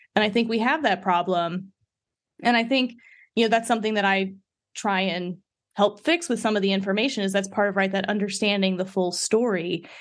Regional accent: Midwest, United States; I grew up in the Midwest

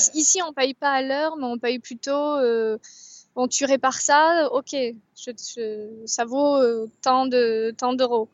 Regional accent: Bordeaux, Nouvelle-Aquitaine, France; je suis bordelaise

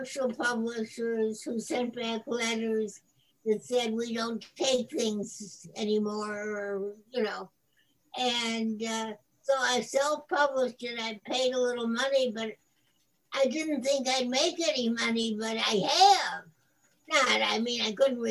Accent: Buffalo, New York, United States; I grew up in the city of Buffalo

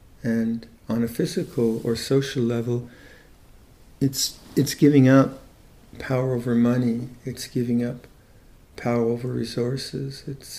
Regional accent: Chennai, Tamil Nadu, India; So having Siddharth join us, who's originally from Mumbai, and I'm from Madras. What's Madras? It's Chennai now.

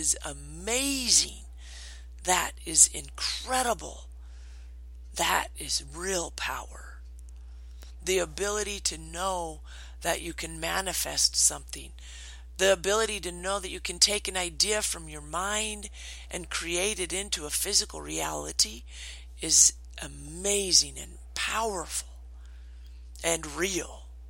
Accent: Washington, United States; moved away; I grew up in Washington.

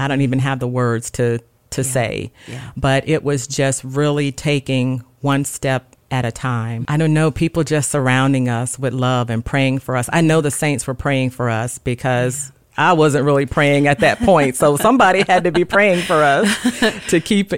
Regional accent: Gulfport, Mississippi, United States; moved away as an adult; now in Dover, United States; I was born and raised in Gulfport, Mississippi.

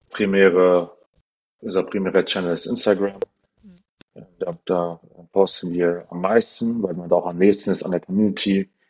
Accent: Frankfurt, Hesse, Germany; aber wir, wir reden schon sehr viel. Frankfurter Bubble halt

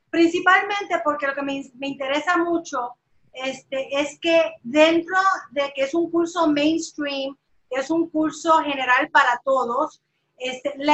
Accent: Puerto Rico; moved away as an adult; now in Los Angeles, United States; Yo empecé hace 20 años, me fui de Puerto Rico, eh, acababa de graduarme y llegué aquí a Los Ángeles.

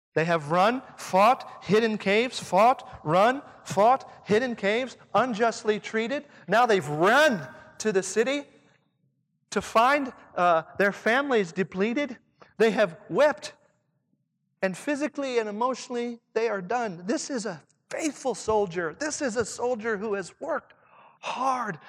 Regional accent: Southern Indiana, United States; accent: Southern Indiana; my Southern Indiana accent

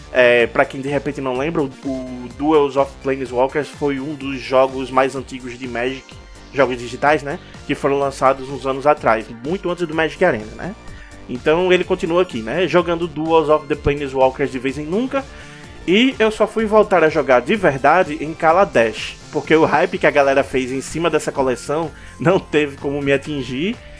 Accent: Natal, Rio Grande do Norte, Brazil; nós três aqui somos de Natal, Rio Grande do Norte

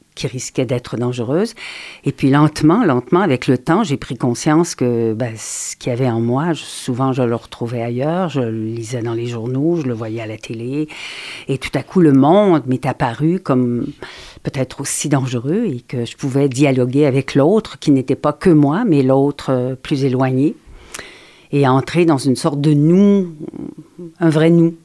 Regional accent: Quebec, Canada; je suis canadienne

